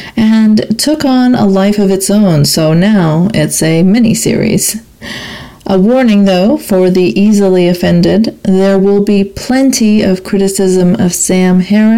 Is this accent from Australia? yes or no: no; Saudi Arabia; now in Canada; I'm an immigrant to Canada of Pakistani background, but I grew up in Saudi Arabia.